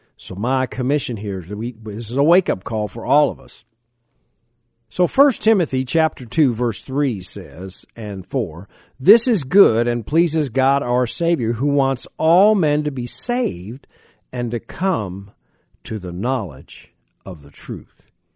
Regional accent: United States; I am a Christian before I'm an American

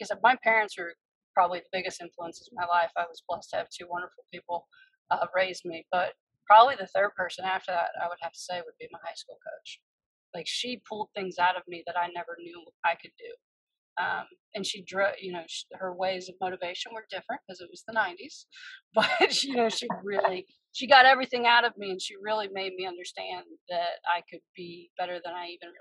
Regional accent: Washington, North Carolina, United States; moved away; where I grew up in Eastern North Carolina

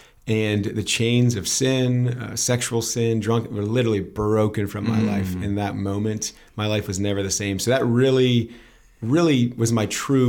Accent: Pittsburgh, Pennsylvania, United States; now in Lancaster County, Pennsylvania, United States; I grew up in Pittsburgh, Pennsylvania.

